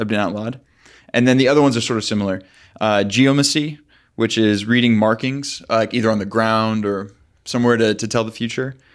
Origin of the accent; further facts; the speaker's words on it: Arizona, United States; moved away; I grew up in Arizona